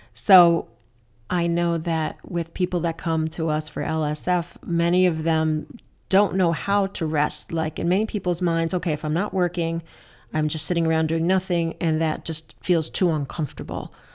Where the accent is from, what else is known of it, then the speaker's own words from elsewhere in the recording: New Jersey, United States; moved away; when I was a kid, I grew up in New Jersey, as you know, we used to hang out at Newark Airport